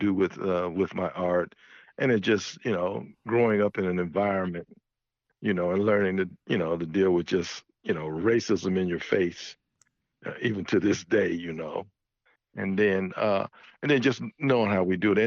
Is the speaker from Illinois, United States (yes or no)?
no; Birmingham, Alabama, United States; growing up in Birmingham, Alabama